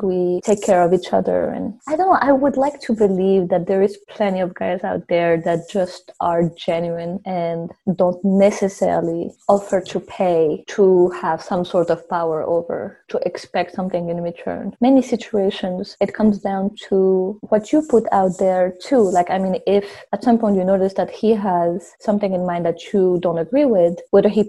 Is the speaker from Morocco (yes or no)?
yes; Morocco; also born or lived in France; now in Canada; I'm from Morocco